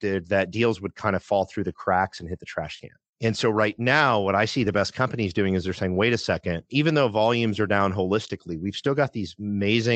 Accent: Midwest, United States; I grew up in the Midwest, a very blue collar upbringing

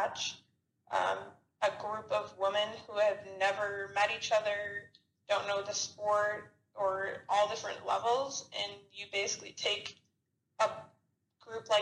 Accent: Chicago, Illinois, United States; moved away as an adult; now in Arizona, United States; I'm originally from Chicago. I came out to Arizona to go to school at Arizona State

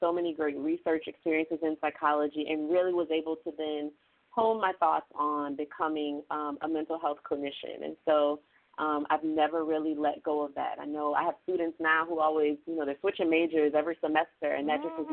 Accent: New Orleans, Louisiana, United States; also born or lived in Baton Rouge, Louisiana / Florida; I am a New Orleans, Louisiana native

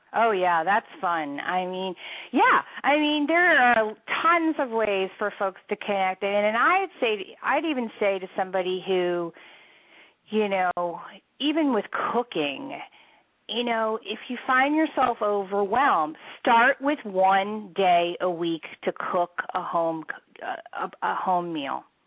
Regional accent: Philadelphia, Pennsylvania, United States; also born or lived in Washington D.C., United States; now in Seattle, United States; I'm originally from the Philadelphia area and lived in Washington D.C. for many, many years

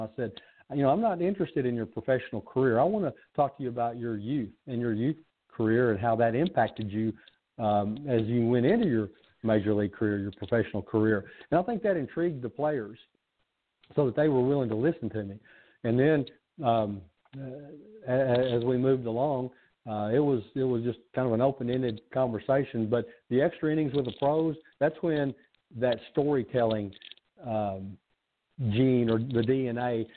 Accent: Kentucky, United States; a kid that was born and raised in Kentucky

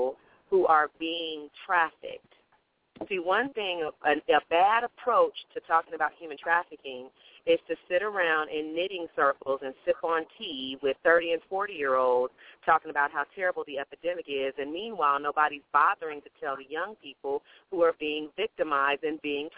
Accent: Oklahoma City, Oklahoma, United States; also born or lived in South Korea / Dallas, Texas; I grew up in the south part of Oklahoma City

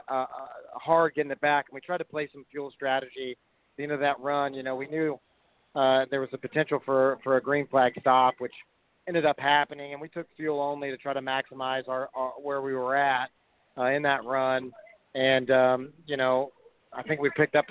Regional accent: Houston, Texas, United States; I grew up in Texas and South Texas and Houston

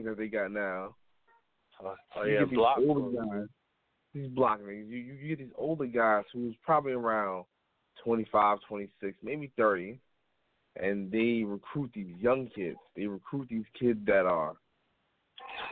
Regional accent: New York City, New York, United States; I'm from the Bronx

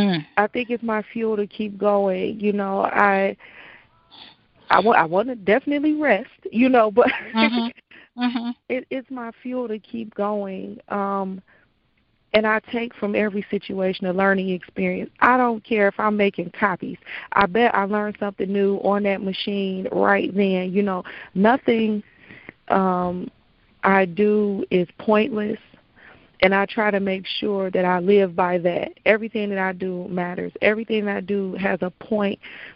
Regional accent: Detroit, Michigan, United States; But as a Detroiter, to have pride in your city and pride in what's going on in your city and pride in your people

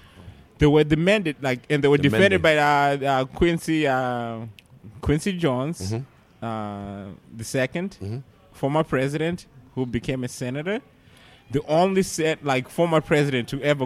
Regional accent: Zimbabwe; moved away; I'm from Zimbabwe.

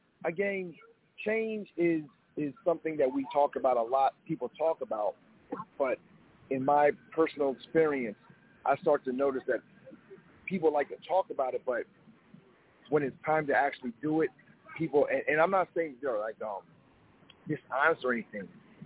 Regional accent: Japan; also born or lived in Topeka, Kansas, United States; And I was born in Topeka, Kansas. Never been there. Don't know anybody from there. But I ended up going back to Japan.

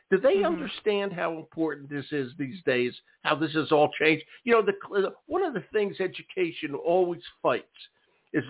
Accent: Philadelphia, Pennsylvania, United States; I grew up in Philadelphia, and the schools I went to for the most part were very old

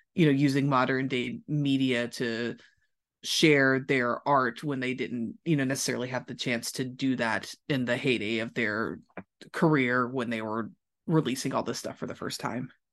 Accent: Louisville, Kentucky, United States; moved away as an adult; also born or lived in Los Angeles; I'm from Louisville, Kentucky, not necessarily like a music industry mecca, but I did everything I could to get the most experience I could in that city before I moved to a new city to grow my career. So I went to high school and middle school there

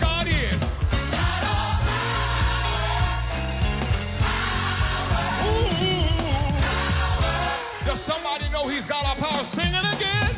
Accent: Bakersfield, California, United States; now in Los Angeles, United States; I'm a boy from Bakersfield, California

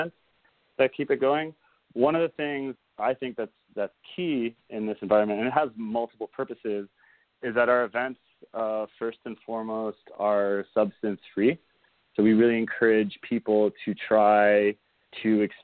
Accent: Israel; now in United States; I grew up in Israel

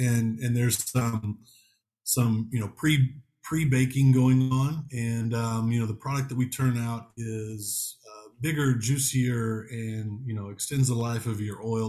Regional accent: Missouri, United States; born and raised in Missouri

